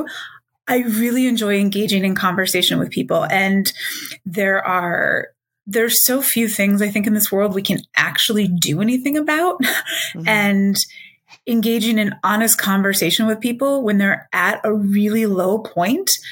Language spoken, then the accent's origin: English; Minnesota, United States; moved away as an adult; also born or lived in Illinois / Michigan; now in Washington, D.C., United States; raised in Minnesota